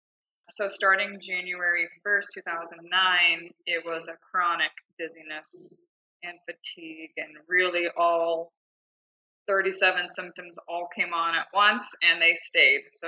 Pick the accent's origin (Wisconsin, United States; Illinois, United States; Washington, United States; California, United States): California, United States; Southern; moved away as an adult; now in Scottsdale, Arizona, United States; I grew up in Southern California and then I moved here in 2008